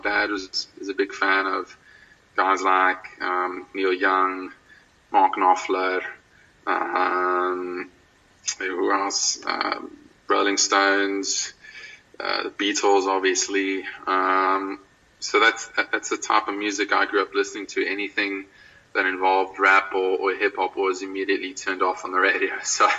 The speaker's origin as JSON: {"language": "English", "town": "Belleville", "region": "Western Cape", "country": "South Africa", "tie": "born there", "also_born_or_lived": "Durbanville / Pretoria / Oudtshoorn", "said": "Well, I was born in Belleville. Lived in Durbanville up until the age of 4, so I was really young. I don't remember too much. And then moved up to Pretoria, actually, for a while, and then down to Oudtshoorn."}